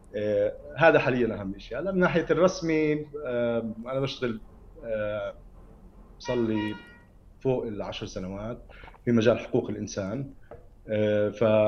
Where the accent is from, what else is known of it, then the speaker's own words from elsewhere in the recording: Ramallah, West Bank, Palestine; انا ابن رام الله